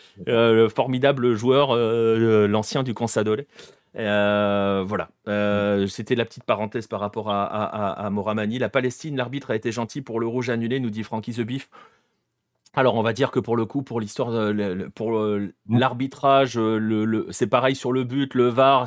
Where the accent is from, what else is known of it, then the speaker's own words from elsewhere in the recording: France; on est français